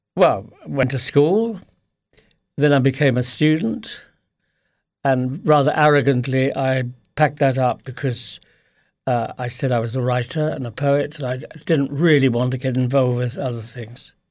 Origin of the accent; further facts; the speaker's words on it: Lewes, South East England, United Kingdom; also born or lived in Plumpton; now in Fiddown, Ireland; I was born in Sussex, in p, place called Plumpton